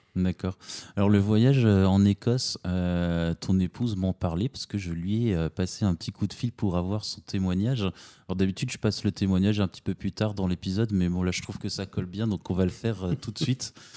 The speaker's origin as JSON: {"language": "French", "town": "Strasbourg", "region": "Grand Est", "country": "France", "tie": "born or raised there", "also_born_or_lived": "south of France", "moved": "yes", "said": "j'enregistre à Strasbourg dans ma ville natale qui me manque tellement depuis le sud de la France"}